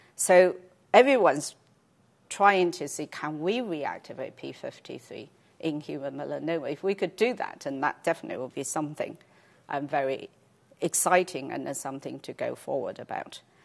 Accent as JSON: {"language": "English", "country": "China", "tie": "born or raised there", "moved": "yes", "said": "I grew up in China"}